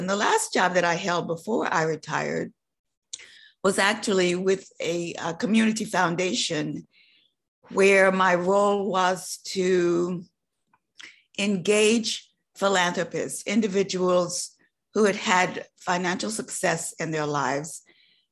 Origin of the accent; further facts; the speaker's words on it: North Carolina, United States; Growing up in North Carolina in a tobacco growing farm, my first job was, I would say, barning tobacco. So I was a country girl